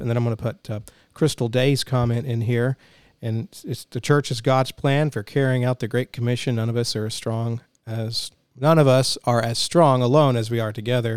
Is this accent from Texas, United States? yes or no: yes; Denison, Texas, United States; also born or lived in College Station, Texas; We moved, uh, to the College Station area from my hometown of, of Denison